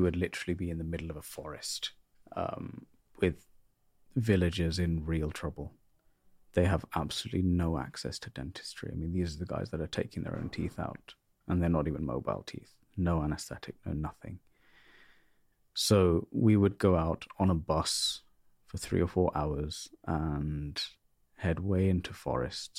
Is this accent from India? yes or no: yes; North India, India; now in United Kingdom; The uni was in South India and I'm North Indian